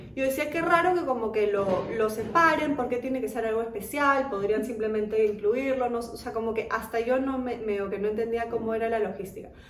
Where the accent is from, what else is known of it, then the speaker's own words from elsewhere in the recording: Germany; now in Peru; yo misma nací en Alemania